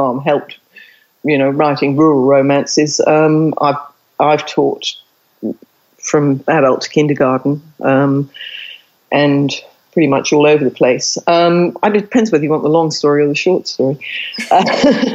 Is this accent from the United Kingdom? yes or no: yes; England, United Kingdom; moved away as an adult; also born or lived in India; now in Australia; I've lived in Australia longer than I've lived in England, except I can't get rid of my accent